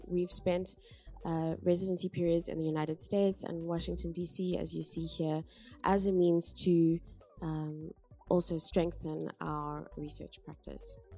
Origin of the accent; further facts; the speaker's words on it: Cape Town, Western Cape, South Africa; moved away as an adult; now in Amsterdam, Netherlands; I'm from Cape Town in South Africa